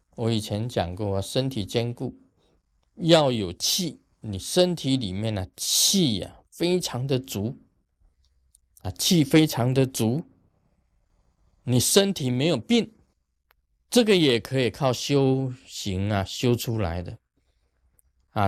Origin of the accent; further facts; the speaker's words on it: Taiwan; 我们台湾话讲下消啊，下消